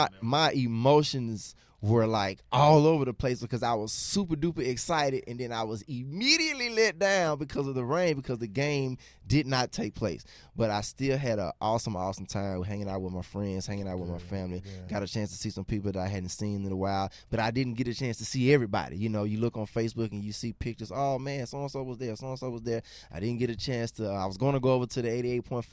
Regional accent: Jackson, Mississippi, United States; now in Memphis, United States; I'm also originally from Jackson, Mississippi

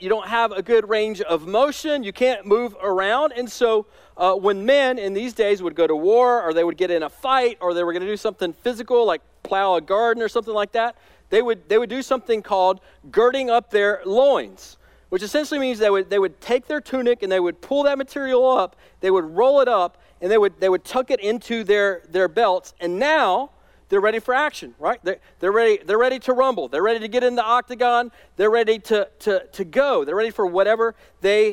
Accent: Alabama, United States; now in North Carolina, United States; I spent some of my childhood years growing up in Alabama. That's where my whole family's from

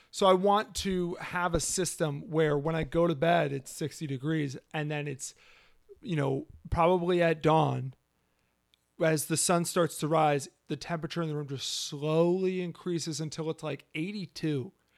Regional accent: United States; I'm American

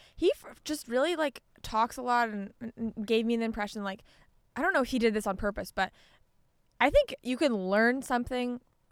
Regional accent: Canada; as a Canadian.

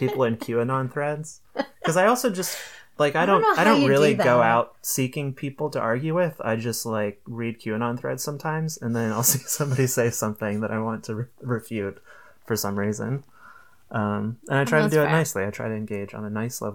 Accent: Youngstown, Ohio, United States; moved away; the people I grew up with in Youngstown

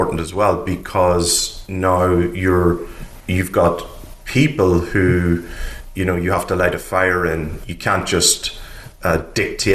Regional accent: Ireland; I'm Irish. I grew up in Ireland during the 80s

